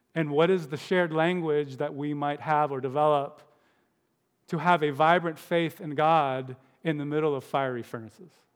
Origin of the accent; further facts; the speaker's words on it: United States; Americans smile a lot